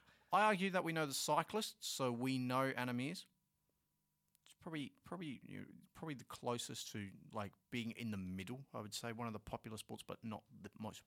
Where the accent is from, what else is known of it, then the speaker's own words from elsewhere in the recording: Australia; I'm very Aussie in that sense.